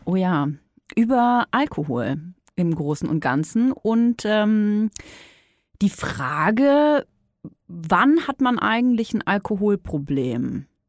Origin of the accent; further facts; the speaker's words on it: Franconia, Bavaria, Germany; ich komme aus Bayern, ne? Franken besser gesagt